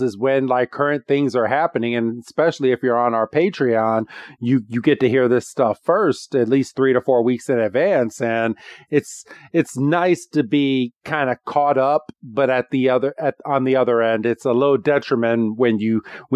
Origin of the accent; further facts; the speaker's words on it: Illinois, United States; we're from the Illinois area